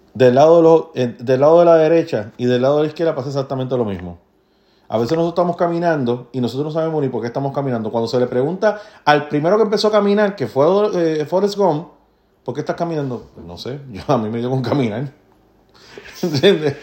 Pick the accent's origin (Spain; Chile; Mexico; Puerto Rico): Puerto Rico; now in United States; Yo como puertorriqueño